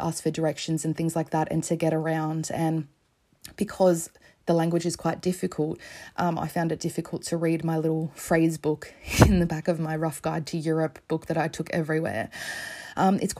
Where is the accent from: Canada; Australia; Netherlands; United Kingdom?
Australia; As an Australian